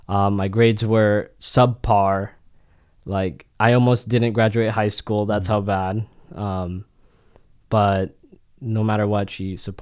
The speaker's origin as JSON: {"language": "English", "region": "Florida", "country": "United States", "tie": "born or raised there", "also_born_or_lived": "Philadelphia / Philippines", "said": "So I grew up there from infancy to 3 years old. And then we came back and we moved to Florida."}